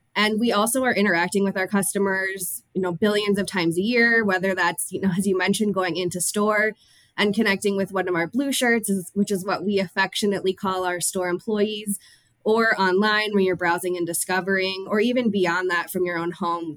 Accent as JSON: {"language": "English", "region": "Minnesota", "country": "United States", "tie": "born or raised there", "said": "I am born and raised in Minnesota"}